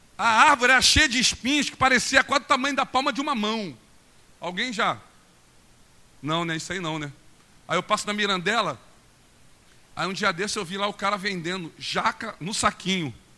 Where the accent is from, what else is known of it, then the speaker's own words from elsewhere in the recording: Mesquita, Rio de Janeiro, Brazil; also born or lived in Nova Iguaçu; eu sou da Baixada. Eu saí de uma casa, eu, eu morei na Chatuba, não sei quem conhece aqui a Chatuba. Dos meus 5 aos 10 anos, eu na Chatuba